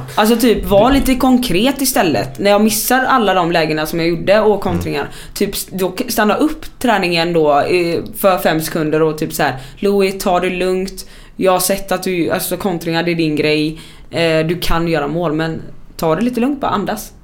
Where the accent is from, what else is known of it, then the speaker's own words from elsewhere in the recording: Sweden; som svensk